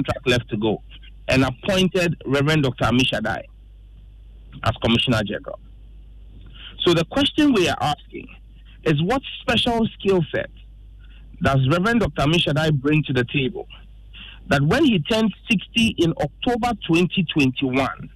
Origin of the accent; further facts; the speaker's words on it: Ghana; a Ghanaian lawmaker